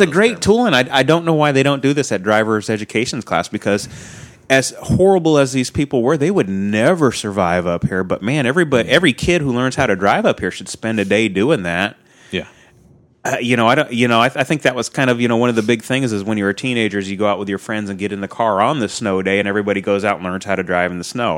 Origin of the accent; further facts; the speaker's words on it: Pacific Northwest, United States; I'm from the Pacific Northwest